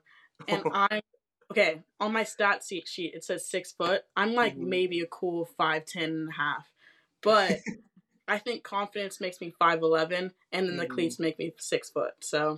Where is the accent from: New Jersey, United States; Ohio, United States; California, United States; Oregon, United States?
California, United States; I'm from California. If you guys know where Magic Mountain is, that's my hometown. I played soccer at UCSB, and I was a goalie on the team.